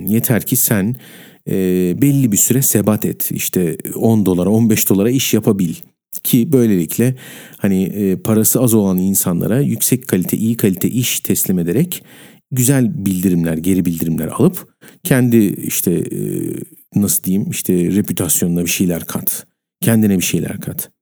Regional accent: Turkey; ben Türk'üm

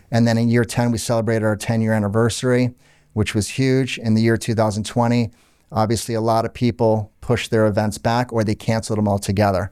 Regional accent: Orlando, Florida, United States; also born or lived in Canada; I grew up in Orlando, Florida. My parents were Lebanese, as you know. Um, I was born in Canada, but lived in Orlando pretty much my whole life.

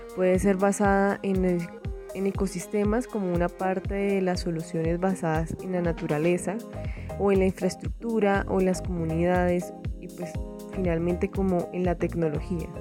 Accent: Colombia; en mi país, Colombia

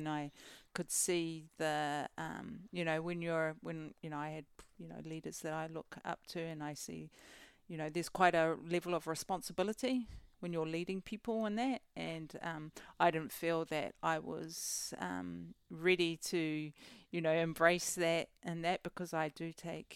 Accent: Auckland, New Zealand; also born or lived in Cook Islands; Residing in West Auckland in Glen Eden. Born and raised out west

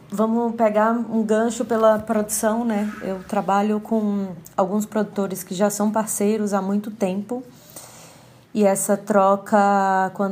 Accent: Fortaleza, Ceará, Brazil; now in São Paulo, Brazil; iluminadora cênica de Fortaleza, Ceará, residente hoje em São Paulo, capital.

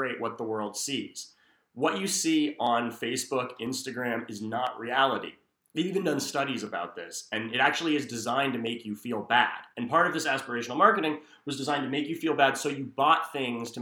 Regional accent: United States; I am American Roma

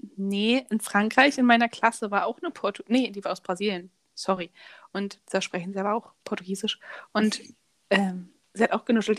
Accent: Germany; moved away; also born or lived in France; ich komme aus Deutschland

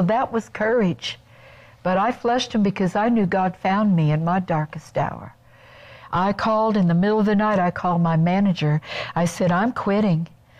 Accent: Kansas City, Missouri, United States; moved away as an adult; We went home to Kansas City, which is my hometown.

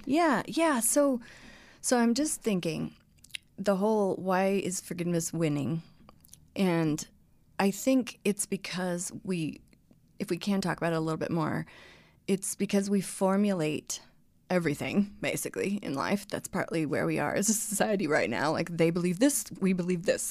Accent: Colorado, United States; moved away; also born or lived in Texas; growing up in Colorado

